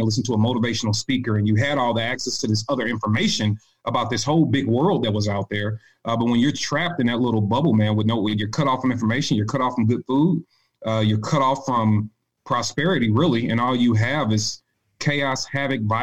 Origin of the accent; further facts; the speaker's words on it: St. Louis, Missouri, United States; moved away as an adult; I'm from St. Louis, Missouri, born and raised